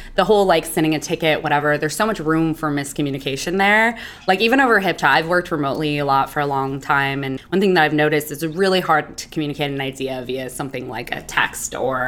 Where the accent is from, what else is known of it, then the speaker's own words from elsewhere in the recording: Hayward, California, United States; also born or lived in Oakland, California; I'm from Hayward, California, Oakland, Oakland Hayward raised.